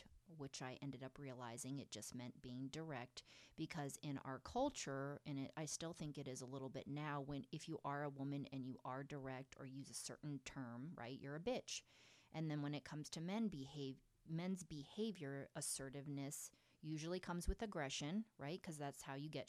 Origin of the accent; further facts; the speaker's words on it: Pennsylvania, United States; my upbringing in a small town in Pennsylvania